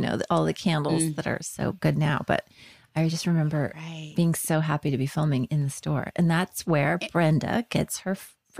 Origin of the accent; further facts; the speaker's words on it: Illinois, United States; now in Los Angeles, United States; because I'm from Illinois. And so Christmas was always really snowy and really cold.